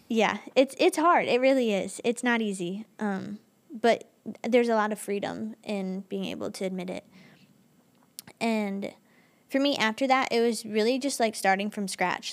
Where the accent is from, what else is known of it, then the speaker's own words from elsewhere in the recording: Michigan, United States; I'm from Michigan, so, like, we get seasonal depression a lot